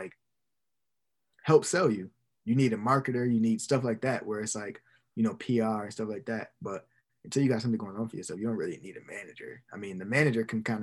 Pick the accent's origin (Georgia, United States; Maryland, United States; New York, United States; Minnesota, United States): New York, United States; Buffalo; Buffalo, my hometown